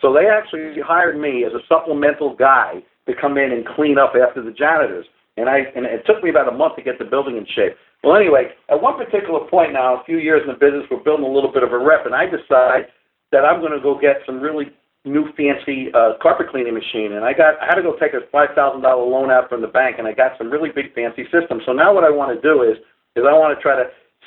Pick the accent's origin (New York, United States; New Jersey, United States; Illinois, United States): New York, United States; New York City; moved away as an adult; also born or lived in Stamford, Connecticut; I was born and raised in Brooklyn